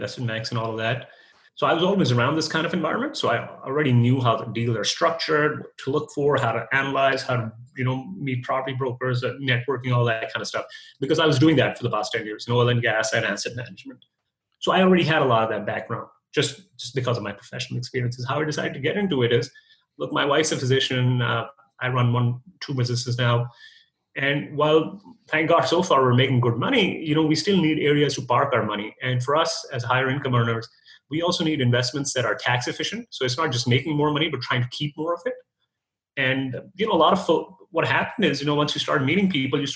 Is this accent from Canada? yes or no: yes; Canada; moved away as an adult; also born or lived in United States; now in Dallas, United States; I'm a Canadian guy